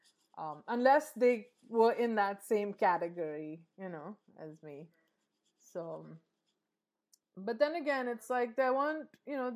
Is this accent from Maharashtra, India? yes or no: yes; Mumbai, Maharashtra, India; first language English; moved away as an adult; also born or lived in London, United Kingdom / Alaska, United States / Los Angeles, United States; now in New York, United States; I'm from Bombay, which is now called Mumbai.